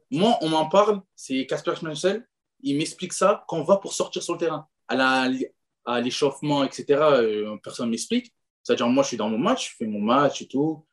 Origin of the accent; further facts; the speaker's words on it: France; on est français